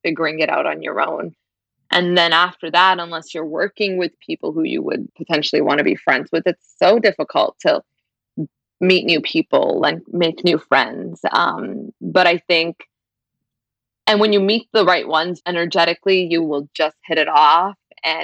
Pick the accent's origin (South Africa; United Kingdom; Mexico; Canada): Canada; Brampton, Ontario; I grew up in Brampton, which is mostly like, it's a working class immigrant city